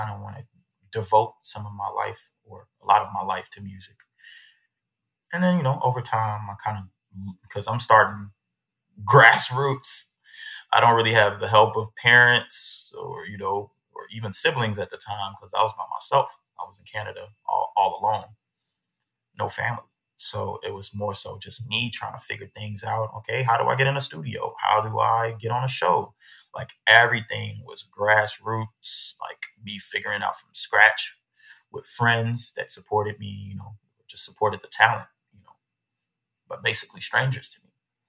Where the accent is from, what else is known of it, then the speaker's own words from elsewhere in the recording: Aurora, Illinois, United States; I think it all started in Illinois, man. I was born in Aurora. Chicago is the major city.